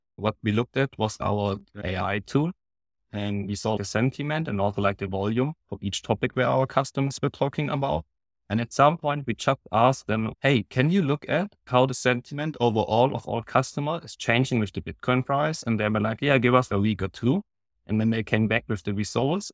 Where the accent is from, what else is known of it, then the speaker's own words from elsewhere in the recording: Baden-Württemberg, Germany; I'm from Germany, from Baden-Württemberg